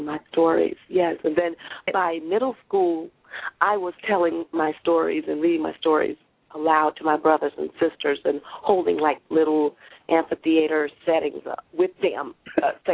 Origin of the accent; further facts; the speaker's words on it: Waterbury, Connecticut, United States; when we were growing up in Waterbury, Connecticut